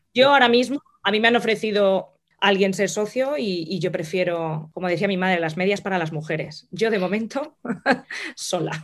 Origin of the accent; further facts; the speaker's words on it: Madrid, Community of Madrid, Spain; moved away as an adult; also born or lived in La Vera, Cáceres; now in London, United Kingdom; soy nacida en Madrid, pero mi familia es de la zona de La Vega